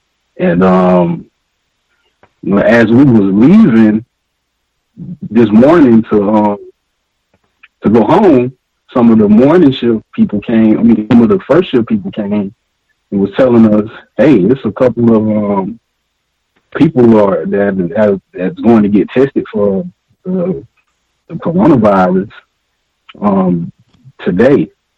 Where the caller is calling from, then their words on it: Atlanta, Georgia, United States; I'm calling you from Atlanta, Georgia.